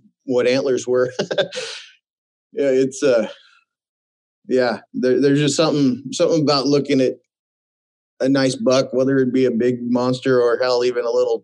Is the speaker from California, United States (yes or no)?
yes; Santa Maria, California, United States; I've been born and raised in Santa Maria, California, my whole life